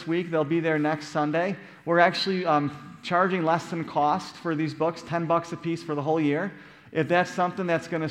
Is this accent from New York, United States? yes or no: yes; Buffalo, New York, United States; moved away; growing up in Buffalo, New York.